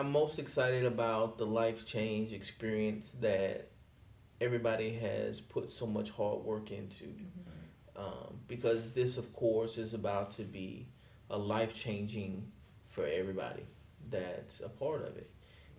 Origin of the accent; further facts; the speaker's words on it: Milton, Florida, United States; also born or lived in Pensacola; my hometown, Milton.